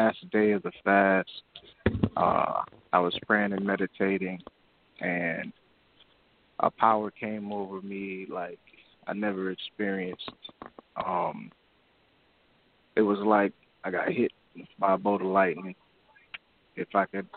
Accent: South Florida, United States; I'm calling from Florida, originally from South Florida.

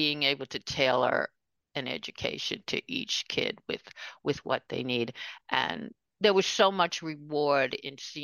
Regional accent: New York City, New York, United States; I grew up in Queens.

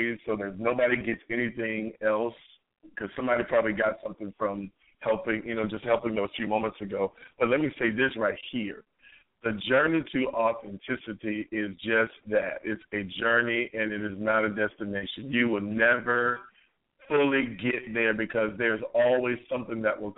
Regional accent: New York, United States; we come to Virginia from New York

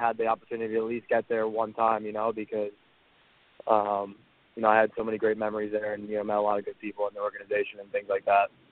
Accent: Philadelphia, Pennsylvania, United States; also born or lived in Ottawa; I'm from Philly, so I was it was a chance to move back to Philly

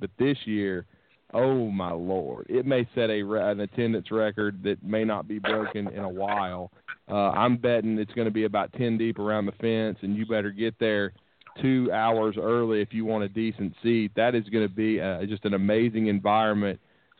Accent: Huntsville, Alabama, United States; I'm from Huntsville.

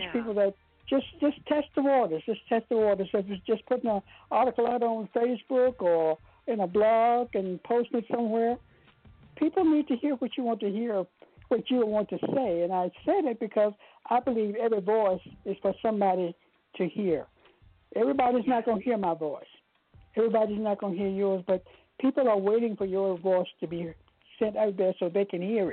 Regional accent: Goochland, Virginia, United States; now in Richmond, United States; my hometown, Gooseland, Virginia.

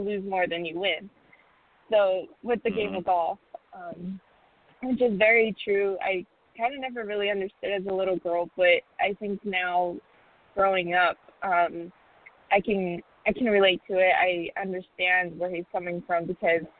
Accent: Tucson, Arizona, United States; as a junior player, growing up in Tucson, Arizona

